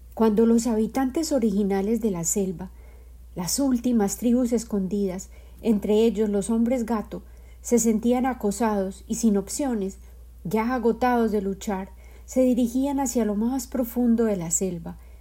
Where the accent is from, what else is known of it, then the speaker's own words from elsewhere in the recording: Colombia; la vida de mi madre en Colombia, mi país de origen